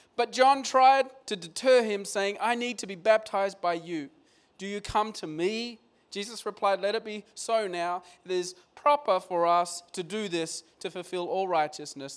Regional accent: Australia; moved away as an adult; moving here as, as an Aussie guy and my dad's still in Australia

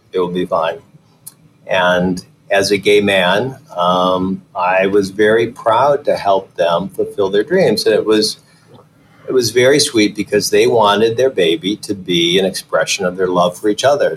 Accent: Detroit, Michigan, United States; moved away as an adult; also born or lived in Chicago / Philadelphia / Los Angeles; my dad was a barber. My mother actually drove a school bus. And so we grew up in suburban Detroit

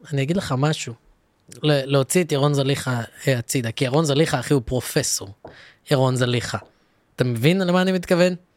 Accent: Ra'anana, Central District, Israel; גם אני גדלתי ברעננה, אני גדלתי בין אשכנזים

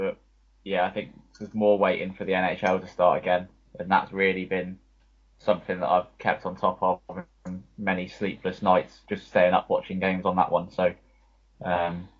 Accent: the South Coast, South East England, United Kingdom; also born or lived in Lincoln; I grew up as a football fan. I'm from the South Coast, obviously. So big Southampton supporter.

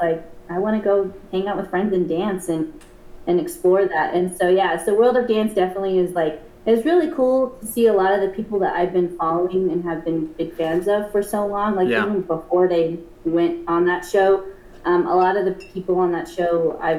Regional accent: Gallup, New Mexico, United States; I was born and raised in Gallup

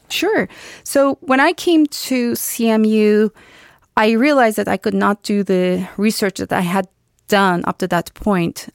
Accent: Istanbul, Turkey; moved away as an adult; now in United States; I was born and raised in Turkey, in Istanbul, Turkey

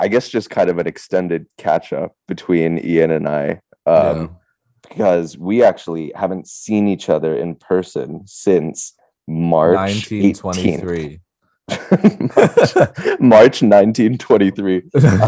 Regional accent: Hong Kong; moved away as an adult; now in United States; I came to Hong Kong when I was like 9 or 10, so I feel like I grew up here

